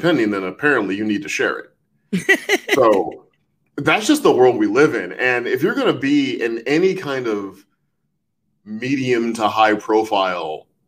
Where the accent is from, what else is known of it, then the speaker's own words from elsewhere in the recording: St. Louis, Missouri, United States; I grew up in St. Louis